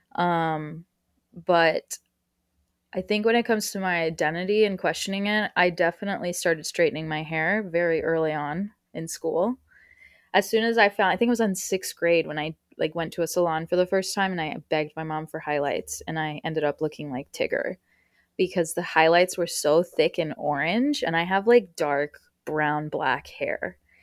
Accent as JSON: {"language": "English", "country": "United States", "tie": "born or raised there", "first_language": "Spanish", "second_language": "English", "said": "I was born on U S soil"}